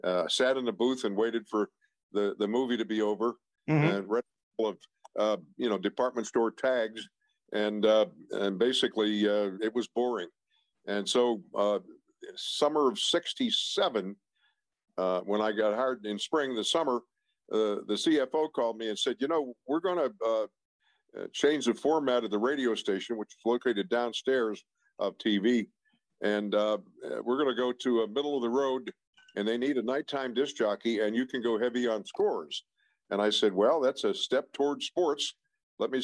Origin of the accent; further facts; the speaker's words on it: Pittsburgh, Pennsylvania, United States; In the Garfield section of Pittsburgh, which is near East Liberty, or as we Pittsburghers say, Sliberty